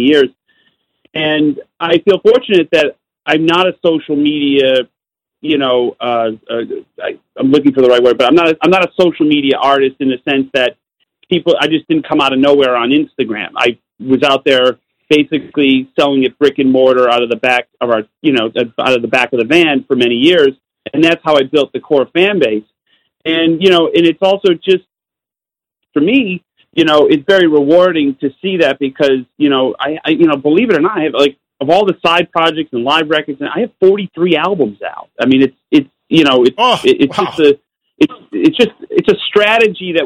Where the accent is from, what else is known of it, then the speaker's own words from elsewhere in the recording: Utica, New York, United States; I'm from Utica, New York